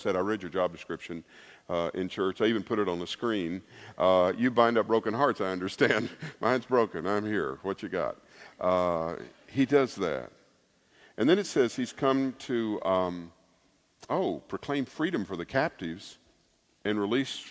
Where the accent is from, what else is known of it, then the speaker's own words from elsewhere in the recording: Lebanon, Tennessee, United States; I was born in Lebanon, Tennessee